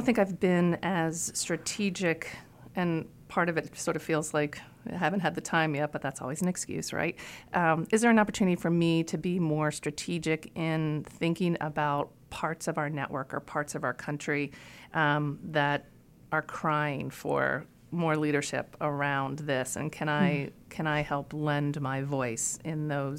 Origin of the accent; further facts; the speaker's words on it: Iowa, United States; born there; I told you I was born in Iowa, and I just recently looked at a picture of my birth certificate.